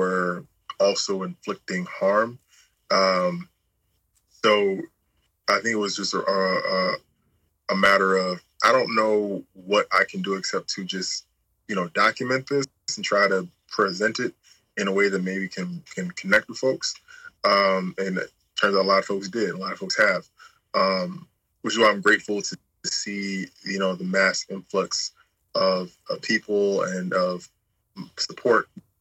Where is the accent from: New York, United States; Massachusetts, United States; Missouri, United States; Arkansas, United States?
New York, United States; New York City; I'm from Brooklyn, New York